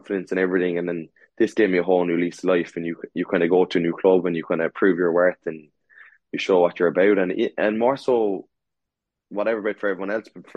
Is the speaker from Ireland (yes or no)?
yes; Munster, Ireland; moved away as an adult; growing up in Munster